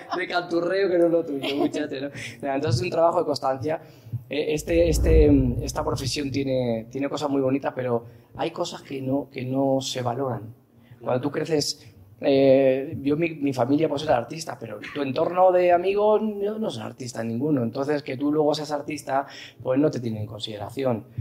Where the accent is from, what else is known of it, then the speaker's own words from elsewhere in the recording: Seville, Andalusia, Spain; also born or lived in Madrid; Prontito me fui a Sevilla porque mi mamá es sevillana